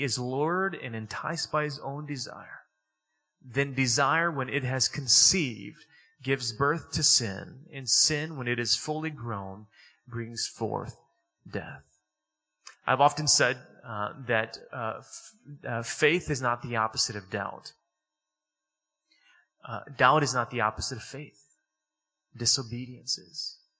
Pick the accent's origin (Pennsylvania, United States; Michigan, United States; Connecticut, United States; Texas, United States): Michigan, United States; Detroit; I grew up in Detroit.